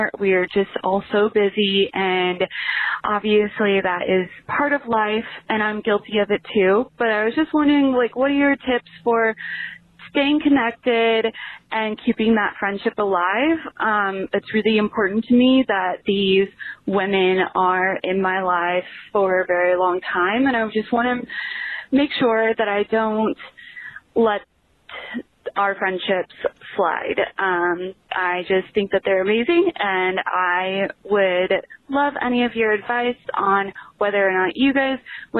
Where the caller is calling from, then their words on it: Lincoln, Nebraska, United States; I am calling from Lincoln, Nebraska